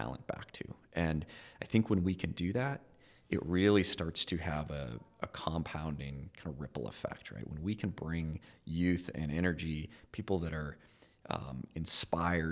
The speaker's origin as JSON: {"language": "English", "town": "Billings", "region": "Montana", "country": "United States", "tie": "born or raised there", "said": "I was born and raised in Billings"}